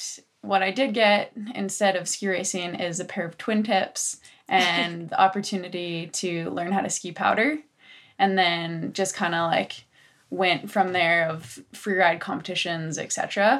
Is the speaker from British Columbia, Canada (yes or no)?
yes; Rossland, British Columbia, Canada; also born or lived in Revelstoke, British Columbia; So I grew up in Rosslyn, B.C., I currently now live in Revelstoke